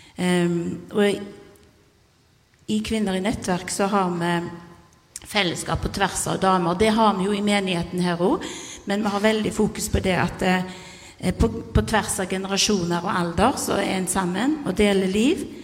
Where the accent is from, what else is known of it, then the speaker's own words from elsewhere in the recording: Karmøy, Rogaland, Norway; jeg er fra Karmøy nå, men har bodd her i lenge